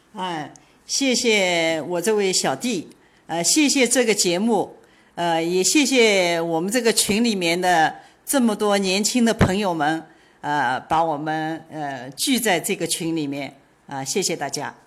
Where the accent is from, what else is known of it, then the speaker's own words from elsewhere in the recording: China; now in Miami, United States; 我们中国人